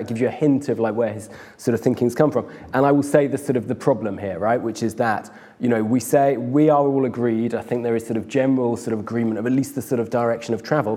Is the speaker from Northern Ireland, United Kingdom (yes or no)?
no; Oxfordshire, South East England, United Kingdom; I'm from Oxfordshire